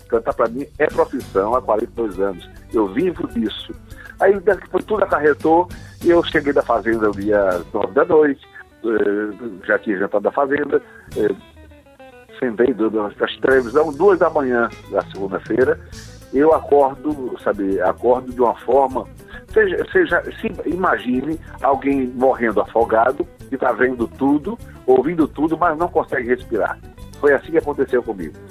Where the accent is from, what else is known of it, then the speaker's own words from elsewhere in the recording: Maceió, Alagoas, Brazil; also born or lived in Salvador, Bahia; eu sou o alagoano mais baiano do Brasil